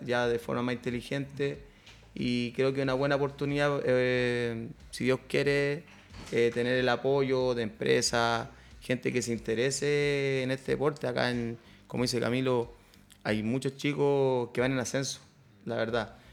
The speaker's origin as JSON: {"language": "Spanish", "country": "Chile", "said": "acá en Chile que fuera en mi país"}